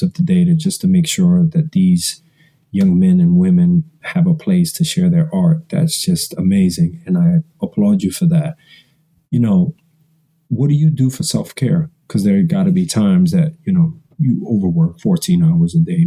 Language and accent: English; New York City, New York, United States; I grew up in Washington Heights in Harlem